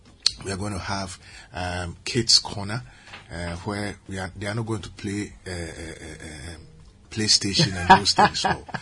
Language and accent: English; Ghana